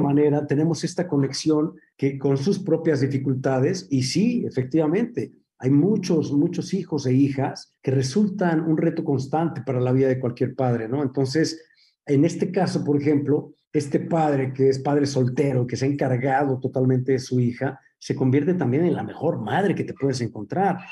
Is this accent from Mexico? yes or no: yes; Mexico; moved away as an adult; also born or lived in New York; yo crecí haciendo teatro en la Compañía Nacional de Teatro